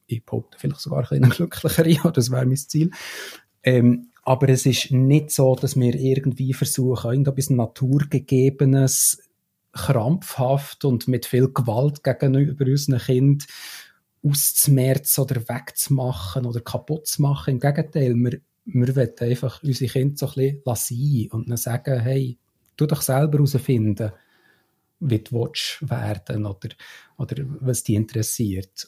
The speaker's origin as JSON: {"language": "German", "country": "Switzerland", "said": "als Schweizer"}